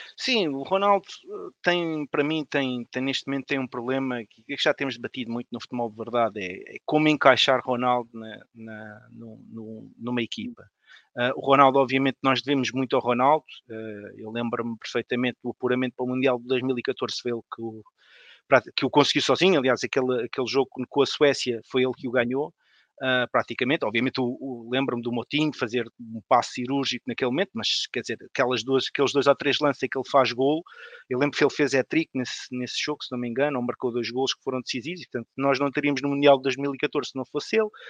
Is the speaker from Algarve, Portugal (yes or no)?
no; Odivelas, Lisbon, Portugal; sou de Canessas, sou de Canessas em Odivelas